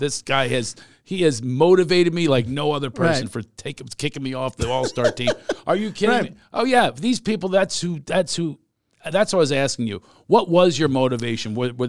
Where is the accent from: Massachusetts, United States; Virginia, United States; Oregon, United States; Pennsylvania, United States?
Pennsylvania, United States; Philadelphia; now in Los Angeles, United States; Even though I'm from Philly.